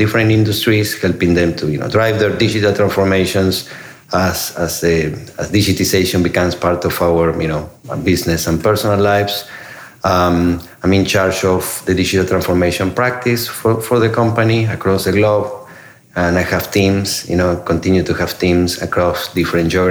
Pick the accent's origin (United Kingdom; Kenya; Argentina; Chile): Argentina; moved away as an adult; also born or lived in Italy / Singapore / China / India; now in United States; I'm originally from Argentina. I came to the U.S. 20 years ago